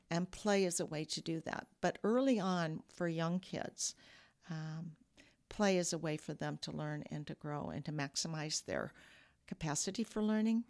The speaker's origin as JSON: {"language": "English", "town": "Peoria", "region": "Illinois", "country": "United States", "tie": "born or raised there", "also_born_or_lived": "DeKalb, Illinois", "moved": "as an adult", "lives_now": "Rockford, United States", "said": "I grew up in Peoria"}